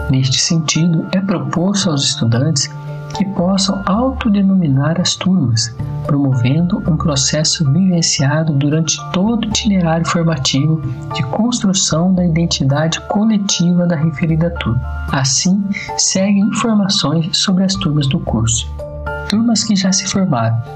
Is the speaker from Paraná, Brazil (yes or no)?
yes; Irati, Paraná, Brazil; sou de Irati, Paraná.